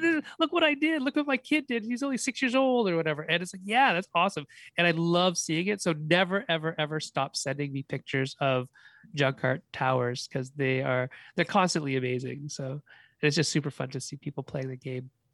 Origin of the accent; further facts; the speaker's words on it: Canada; also born or lived in China; I was born in China. I've never lived in China. I've only ever really lived in Canada.